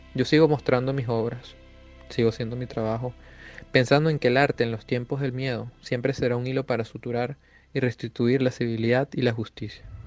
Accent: Venezuela; Soy artista plástico venezolano.

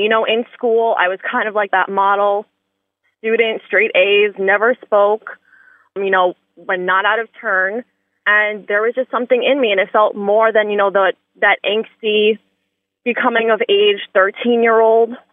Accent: New York City, New York, United States; growing up in Staten Island

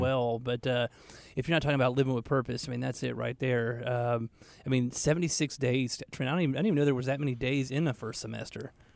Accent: Atlanta, Georgia, United States; moved away as an adult; now in Charlotte, United States; I grew up in Atlanta

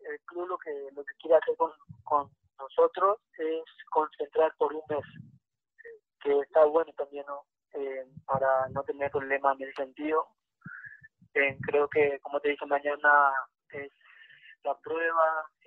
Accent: Paraguay; moved away as an adult; now in Peru; mi país, ¿no? Que, donde nací

